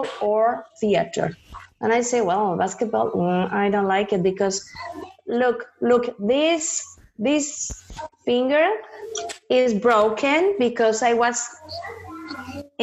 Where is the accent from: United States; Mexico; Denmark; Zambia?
Mexico; Toluca, State of Mexico; English is a second language; moved away; I was born in Toluca, Estado de Mexico